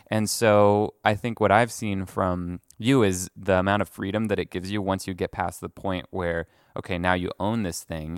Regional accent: France; moved away; I grew up in France

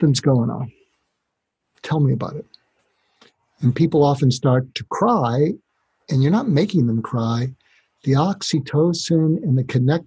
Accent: near Boston, Massachusetts, United States; moved away; I grew up near Boston

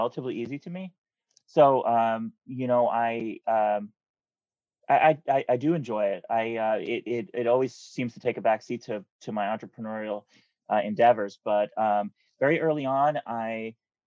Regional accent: New Jersey, United States; I grew up in New Jersey where it's like super, suburban

